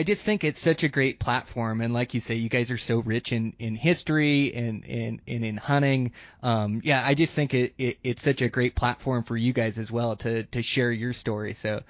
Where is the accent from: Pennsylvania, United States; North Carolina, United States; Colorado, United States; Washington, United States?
Washington, United States; moved away; I come from Washington originally, is where I was born and raised